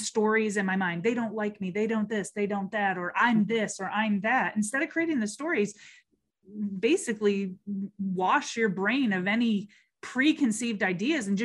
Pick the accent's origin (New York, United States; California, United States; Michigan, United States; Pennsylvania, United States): Michigan, United States; moved away; I'm originally from Michigan